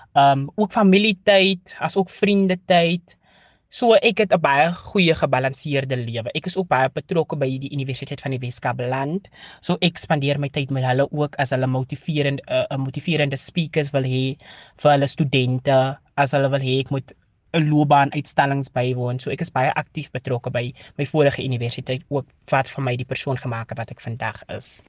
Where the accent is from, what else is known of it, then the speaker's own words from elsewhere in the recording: Calvinia, Northern Cape, South Africa; moved away as an adult; now in Worcester, South Africa; Ek het groot geword in die Noord-Kaap en gematrikuleer by Hoërskool Calvinia